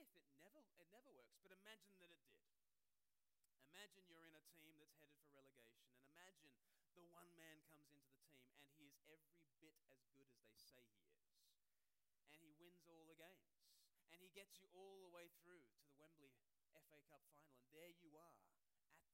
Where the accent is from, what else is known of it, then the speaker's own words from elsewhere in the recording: Australia; moved away as an adult; now in United Kingdom; I speak perfectly normally, but uh, I grew up in Australia and I've lived.